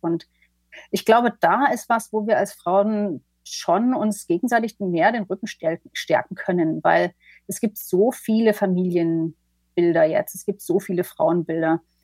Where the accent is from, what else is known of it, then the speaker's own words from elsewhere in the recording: eastern Germany, Germany; moved away; also born or lived in London; ich komme ja selber aus dem Osten ursprünglich